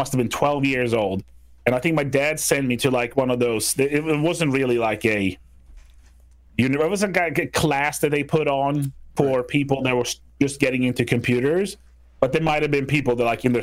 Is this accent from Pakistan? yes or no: no; Sweden; moved away as an adult; now in United States; Growing up in Sweden